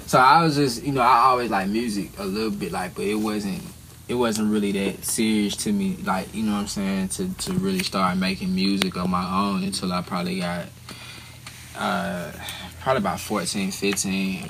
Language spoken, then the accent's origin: English; Atlanta, Georgia, United States; I'm from Atlanta, located in Atlanta.